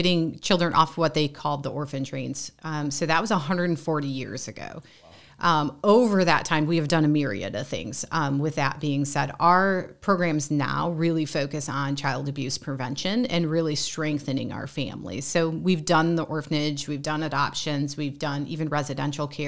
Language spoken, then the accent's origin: English; St. Joseph County, Michigan, United States; now in South Bend, United States; I'm a transplant, so okay. I grew up in St. Joe County, Michigan.